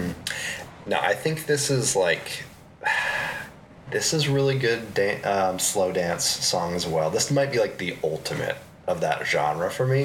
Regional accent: Tacoma, Washington, United States; I grew up in Tacoma near Seattle

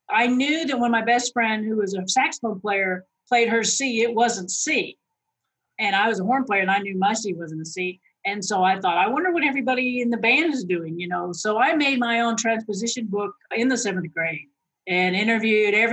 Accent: Phoenix, Arizona, United States; also born or lived in Boston / Arkansas / Louisiana; I was born in Boston. My brother was born a year and a half later in California. And then we moved to Phoenix. I went all through grade school up to grade school in Phoenix, Arizona.

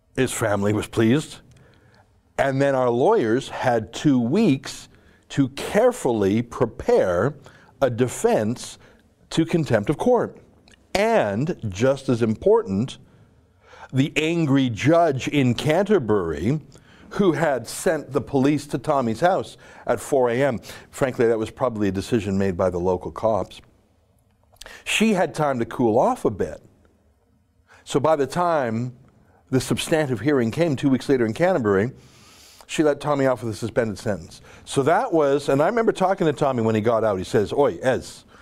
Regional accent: Canada; as a Canadian

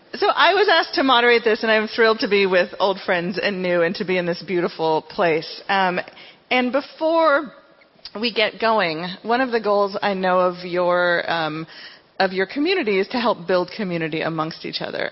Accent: Cebu City, Central Visayas, Philippines; I was born in Cebu City in the Philippines

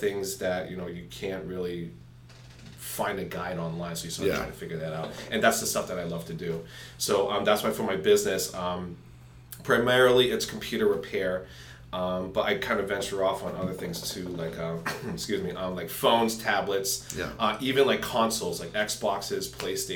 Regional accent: Lawrence, Massachusetts, United States; also born or lived in Methuen, Massachusetts / Nashua, New Hampshire / Milford, New Hampshire; now in Salem, New Hampshire, United States; I am originally from Lawrence, Massachusetts, and then I moved to Methuen

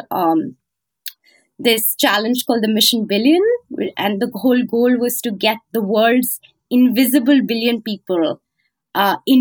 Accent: North India, India; moved away as an adult; now in United States; I come from North India, you know, patriarchal, very, very patriarchal village

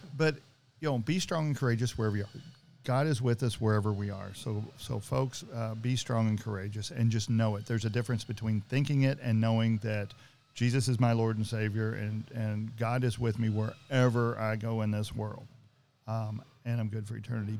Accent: Greenville, Georgetown, Floyds Knobs area, Indiana, United States; I was raised in Greenville, Georgetown, Floyd Snobbs area

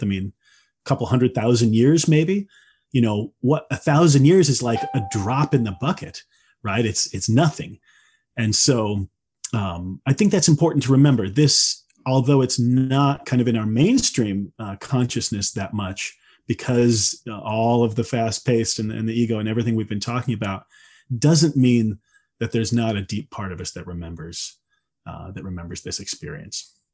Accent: Midwest, United States; I grew up in the Midwest, you know, in the eighties

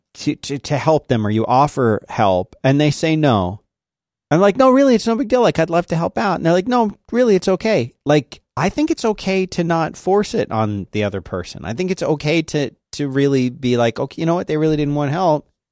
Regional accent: Philadelphia, Pennsylvania, United States; moved away; also born or lived in the South; growing up in Philadelphia

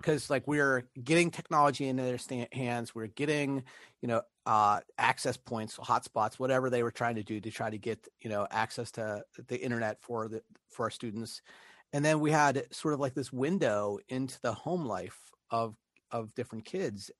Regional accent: Pittsburgh, Pennsylvania, United States; moved away; also born or lived in Italy; back home, back to Pittsburgh

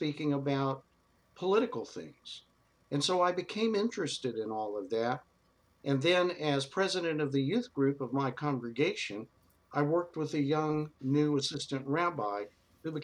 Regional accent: Dallas, Texas, United States; moved away; I became a rabbi growing up in Texas

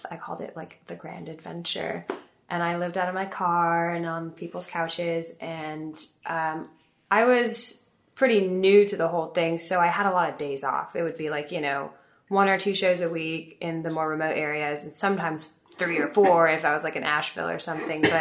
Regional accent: Paris, Île-de-France, France; also born or lived in Italy / England; So I grew up between Italy, England, and uh, France, Paris mostly is where like I did high school and my primary school in Paris, and I was born in Italy and did middle school in Italy, and then when I was young, I lived in England for three years.

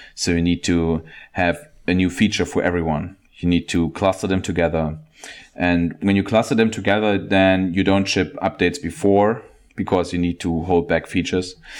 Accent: Germany; I'm from Germany

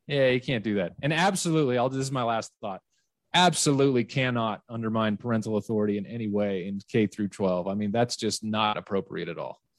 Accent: West Valley City, Utah, United States; where I grew up in West Valley City, obviously, is a very different place demographically

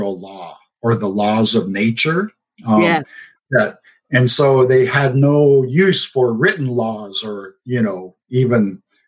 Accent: United States; my tribe, the Navajo Nation

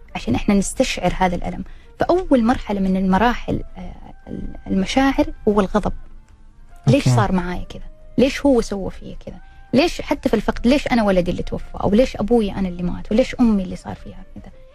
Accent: Jeddah, Makkah Province, Saudi Arabia; عندنا في جدة

